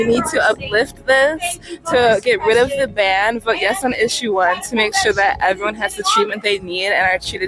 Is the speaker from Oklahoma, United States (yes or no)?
no; Cleveland, Ohio, United States; I use they, them pronouns. I'm from the Cleveland area and I work for Pro-Choice Ohio as a field organizer.